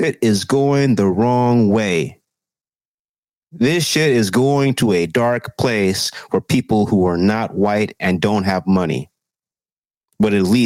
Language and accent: English; Texas, United States; Texas, my home state